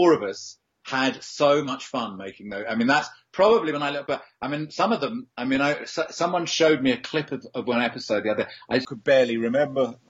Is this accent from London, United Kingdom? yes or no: yes; London, United Kingdom; As a Londoner, I'm used to ducking and diving around